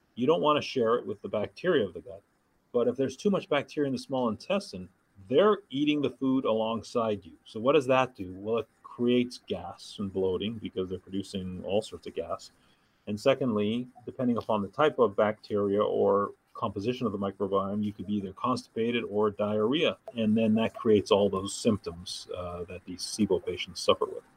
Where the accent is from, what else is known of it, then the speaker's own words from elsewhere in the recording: Thunder Bay, Ontario, Canada; moved away as an adult; now in Los Angeles, United States; a town called Thunder Bay, Ontario, about 100,000 people, so a smallish city